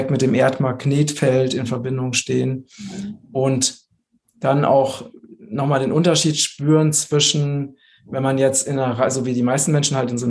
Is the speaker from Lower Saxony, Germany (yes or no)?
no; Hesse, Germany; Ich bin ja jetzt gerade im Moment in, in Vogelsberg, in meiner Heimat mal wieder.